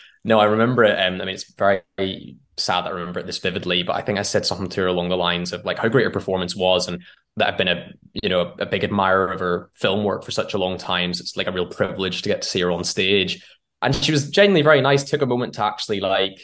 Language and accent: English; Northern Ireland, United Kingdom; now in London, United Kingdom; I grew up in Northern Ireland, or the island of Ireland, whatever your preference is, in a very small town that's like 30 minutes north of Belfast